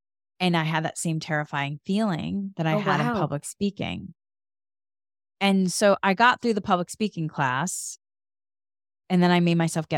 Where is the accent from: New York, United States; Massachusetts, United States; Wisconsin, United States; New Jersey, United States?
Massachusetts, United States; moved away; And so then I moved from Massachusetts to California